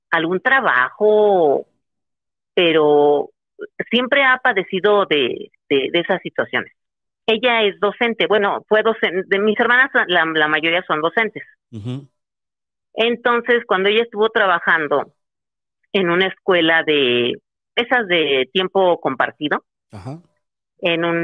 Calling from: Tizayuca, Hidalgo, Mexico; ¿De dónde? De Tizayuca, Hidalgo.

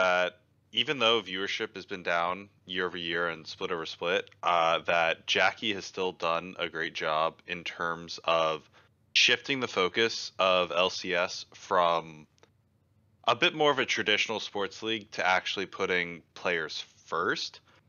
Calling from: Houston, Texas, United States; Houston, Texas.

